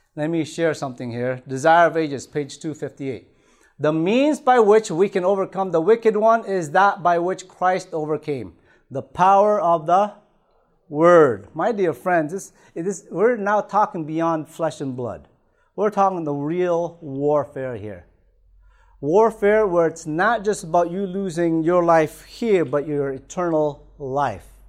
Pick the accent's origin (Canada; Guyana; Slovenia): Canada; Toronto, Ontario; moved away; I remember being back in Toronto, I grew up in Toronto